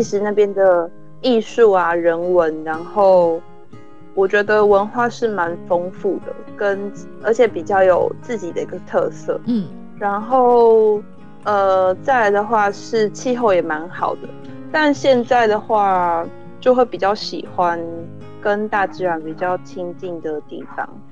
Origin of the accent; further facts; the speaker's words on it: Hualien, Hualien County, Taiwan; moved away as an adult; now in Netherlands; 我自己是也算是个乡间小孩，那我是花莲人